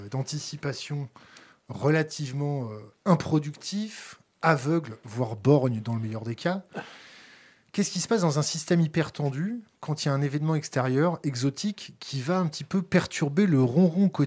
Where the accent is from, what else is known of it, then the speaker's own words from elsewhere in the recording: France; Nous, en tant que Français, on, on l'a dans l'os.